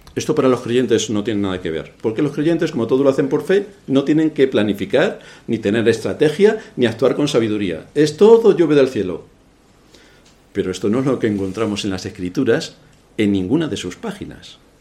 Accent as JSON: {"language": "Spanish", "region": "Castilla-La Mancha", "country": "Spain", "moved": "yes", "said": "yo soy el de un lugar de la Mancha de cuyo nombre no quiero ni acordarme"}